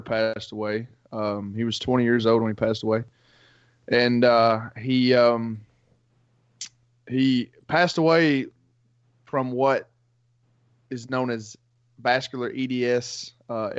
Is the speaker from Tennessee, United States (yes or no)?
yes; Macon County, Tennessee, United States; I'm Macon County, Tennessee, so it's northern middle Tennessee